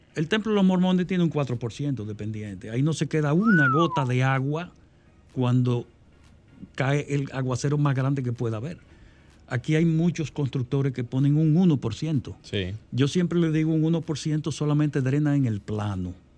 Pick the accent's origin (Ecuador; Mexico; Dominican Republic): Dominican Republic; en mi país, la República Dominicana